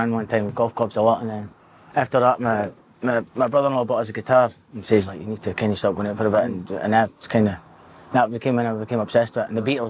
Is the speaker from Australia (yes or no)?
no; Dundee, Scotland, United Kingdom; I was born in Dundee, 9 miles hospital, 1987. Six and a six, 87